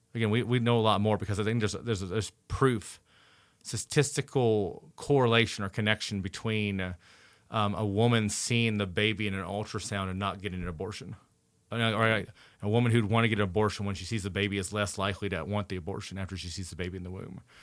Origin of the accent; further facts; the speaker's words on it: Indiana, United States; I'm from Indiana.